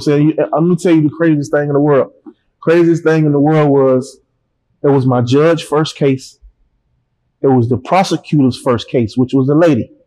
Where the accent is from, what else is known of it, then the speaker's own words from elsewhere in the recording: Panama City, Florida, United States; moved away; I don't come home to Panama City